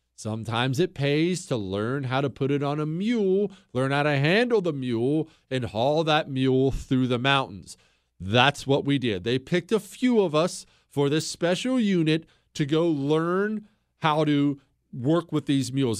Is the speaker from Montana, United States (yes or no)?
yes; Bozeman, Montana, United States; I grew up in Bozeman, Montana. Uh, we moved there when I was 10 years old